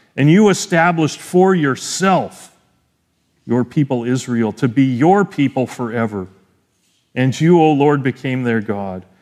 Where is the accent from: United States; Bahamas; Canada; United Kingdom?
Canada; as a Canadian citizen, I gotta pay double the tuition, 'cause it's in the States